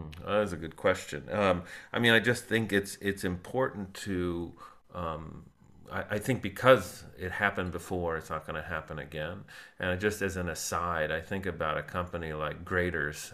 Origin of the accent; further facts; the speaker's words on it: South Florida, United States; moved away; I grew up in South Florida